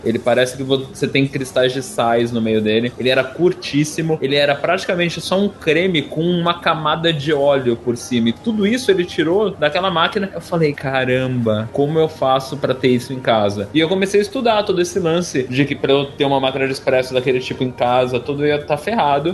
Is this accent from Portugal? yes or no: no; Brazil